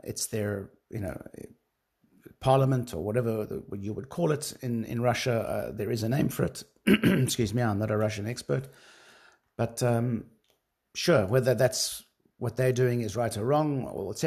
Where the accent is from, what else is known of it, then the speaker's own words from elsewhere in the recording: South Africa; being a South African myself